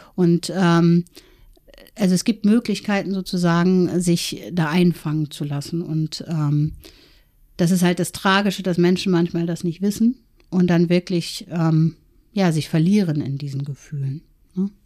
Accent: East Germany, Germany; ich bin ähm, in der DDR geboren

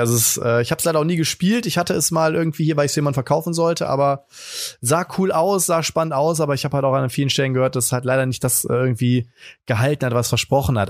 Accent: Friedrichshafen, Baden-Württemberg, Germany; accent: Swabian; moved away; Ich bin ja geborener Schwabe, wie man hört. Ich komme ja aus dem Ländle und äh, geboren, äh, ich äh, waschechter Häfler, ja, Bodensee, Friedrichshafen, da komme ich von weg

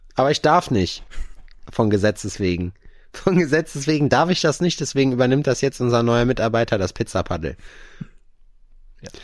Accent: North Rhine-Westphalia, Germany; born or raised there; moved away

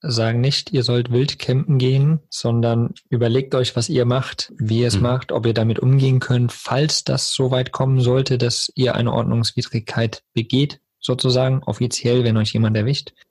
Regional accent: Eifel, Germany; bei uns in der Eifel ist das so

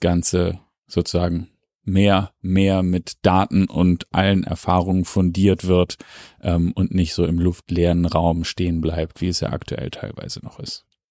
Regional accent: Hamburg, Germany; als Hamburger sei mir das gegönnt

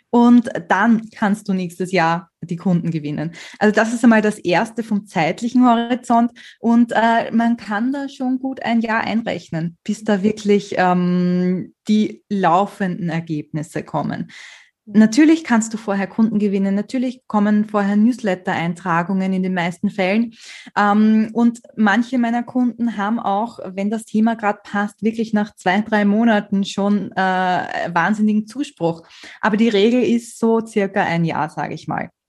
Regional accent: Austria; Man hört es wahrscheinlich, ich bin Österreicherin und ich lasse wahnsinnig gern so österreichische Redewendungen einfließen in meine Blogartikel.

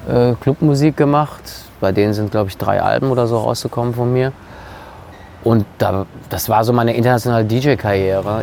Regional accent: Germany; Ich bin in Deutschland geboren, aufgewachsen.

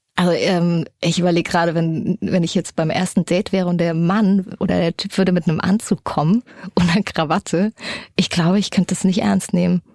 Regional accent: Erfurt, Thuringia, Germany; now in Hamburg, Germany; Ich bin in so einem Plattenbau groß geworden in Erfurt, in so einer ziemlich heftigen Gegend

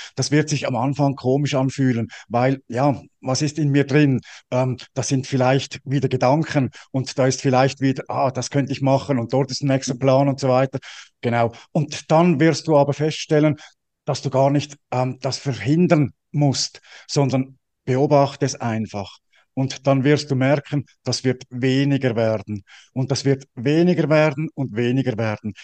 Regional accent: Switzerland; ich bin ja als Schweizer

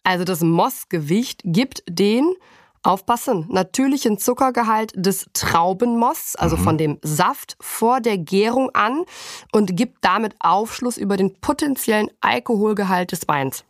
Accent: Germany; bei uns in Deutschland

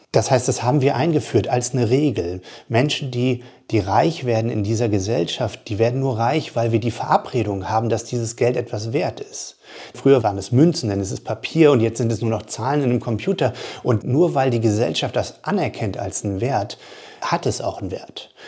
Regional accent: Bremerhaven, Bremen, Germany; Ich komme aus Bremerhaven, ich komme aus der Arbeiterfamilie

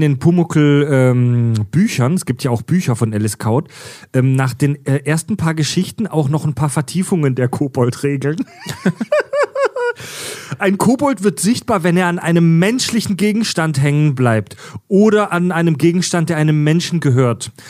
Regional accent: Southern Germany, Germany; hier von uns als Süddeutscher

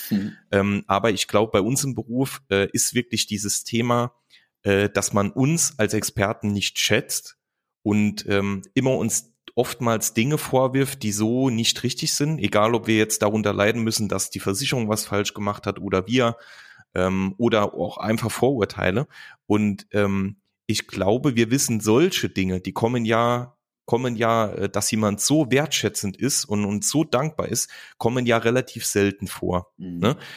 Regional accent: Saarland, Germany; Lukas und ich, wir kommen, äh, kommen aus dem Saarland

